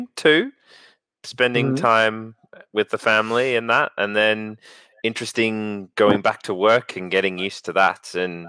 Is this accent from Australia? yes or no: yes; Melbourne, Victoria, Australia; moved away; Which happened in my hometown